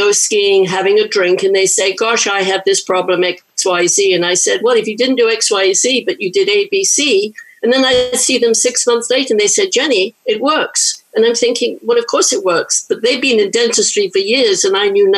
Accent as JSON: {"language": "English", "region": "England", "country": "United Kingdom", "also_born_or_lived": "London / New York / San Francisco", "moved": "as an adult", "lives_now": "San Francisco area, United States", "said": "I'm originally from England. I moved from London to New York for, 6 months."}